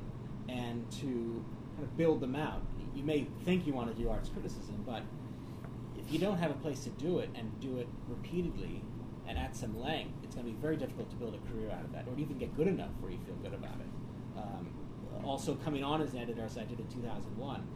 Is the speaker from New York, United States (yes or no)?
yes; New York City, New York, United States; I grew up in New York